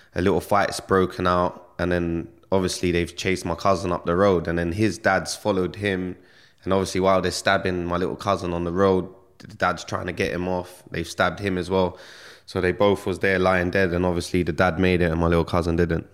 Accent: London, United Kingdom; I grew up in Stonebridge, Northwest London

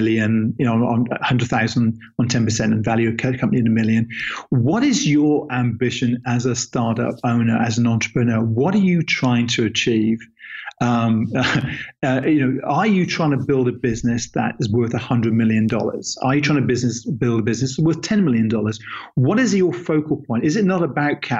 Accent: England, United Kingdom; He's an English guy, just like myself

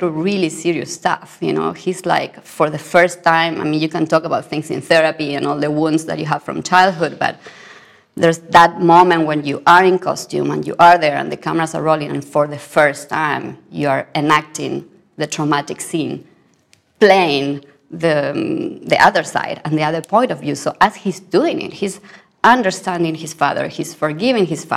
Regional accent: Argentina; I come from Argentina.

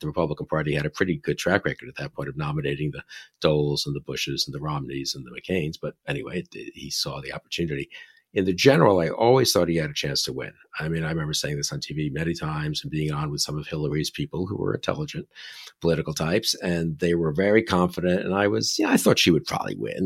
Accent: New York, United States; I'm from New York

